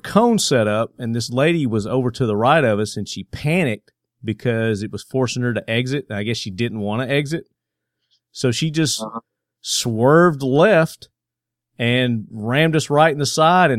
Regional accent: Southern United States, United States; accent: southern twang; So with my southern twang accent, you know, I know it's tough for some people to understand.

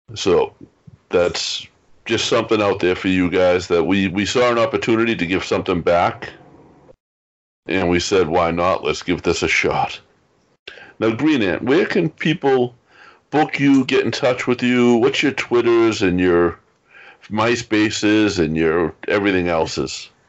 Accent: Boston, Massachusetts, United States; I grew up in South Boston, Massachusetts.

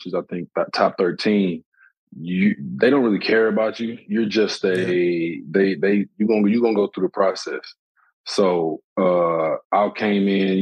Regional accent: Flint, Michigan, United States; I'm from Flint.

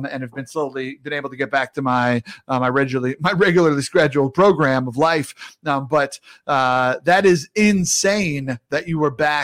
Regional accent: New York, United States; I grew up in New York and I caddied out in the Hamptons.

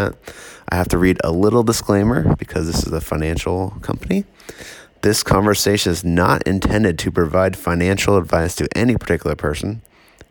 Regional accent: East Bay, California, United States; I grew up in the East Bay, so tons of people I knew worked there

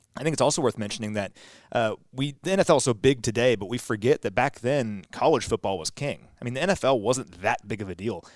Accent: Kansas City, Missouri, United States; I'm from Kansas City, so obviously I grew up a Chiefs fan

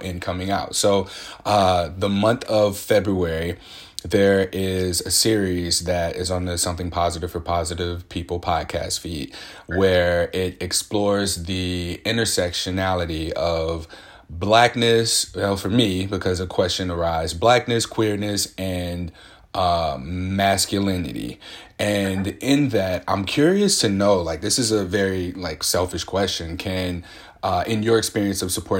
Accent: Midwest, United States; now in Portland, United States; I'm from the Midwest, raised by Southern parents, grandparents

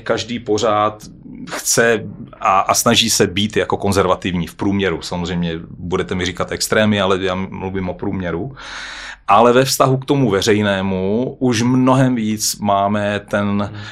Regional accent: Czechia; jsme my Češi

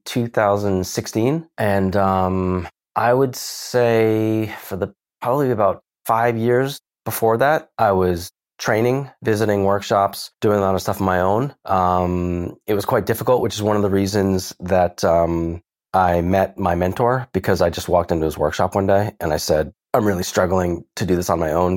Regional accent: Philadelphia, Pennsylvania, United States; moved away as an adult; also born or lived in California / Japan / London; now in Tokyo, Japan; I'm from the Philadelphia area

